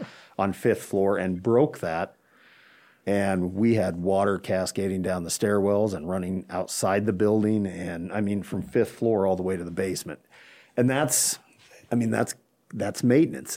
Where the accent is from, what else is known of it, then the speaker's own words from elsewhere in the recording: Chadron, Nebraska, United States; born and raised here in Shadron